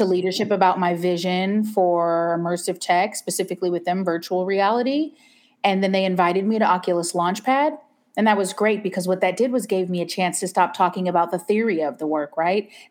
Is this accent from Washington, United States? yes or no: yes; Seattle, Washington, United States; moved away as an adult; I'm originally born and raised in Seattle.